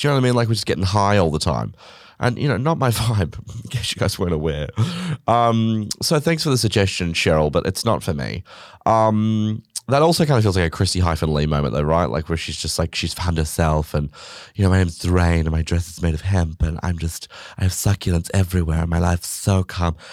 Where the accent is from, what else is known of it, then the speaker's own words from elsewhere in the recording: Australia; I'm Australian